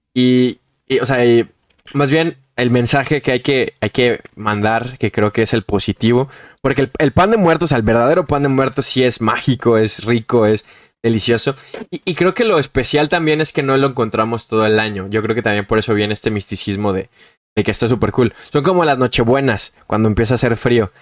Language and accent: Spanish; Mexico; ya siendo mexicanos